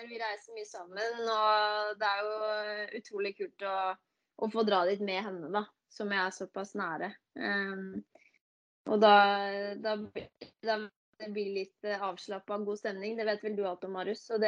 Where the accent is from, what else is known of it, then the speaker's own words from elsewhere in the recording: Tønsberg, Vestfold, Norway; also born or lived in Denver; now in Bærum, Norway; Jeg er opprinnelig fra Tønsberg. Uh, bor nå i Bærum, på, på Østerås. Uh, ja, nå er jeg jo 29 år, da. Blir 30 år i år.